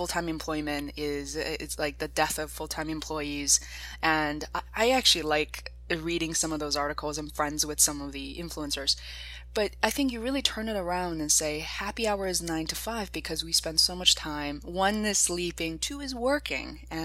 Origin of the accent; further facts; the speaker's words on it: Beijing, China; English is a second language; moved away; I'm originally from Beijing, China